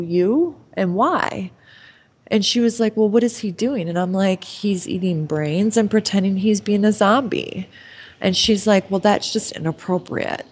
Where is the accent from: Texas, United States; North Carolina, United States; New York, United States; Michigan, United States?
Michigan, United States; near Livonia; It wasn't even 10 miles from my house and I had no clue that Eminem or Jake Gyllenhaal were within the vicinity of my hometown